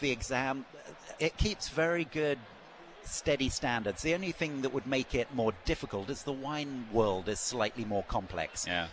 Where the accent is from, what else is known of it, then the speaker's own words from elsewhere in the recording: England, United Kingdom; also born or lived in Australia; now in Napa Valley, United States; I'm from England originally, obviously, but fell in love with Napa Valley